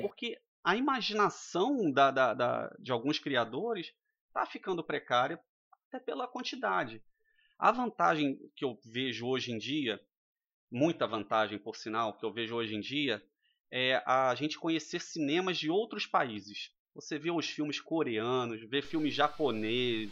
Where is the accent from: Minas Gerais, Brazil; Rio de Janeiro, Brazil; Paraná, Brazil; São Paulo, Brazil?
Rio de Janeiro, Brazil; moved away; sou natural do Rio de Janeiro, morei em, em algumas cidades durante a minha vida.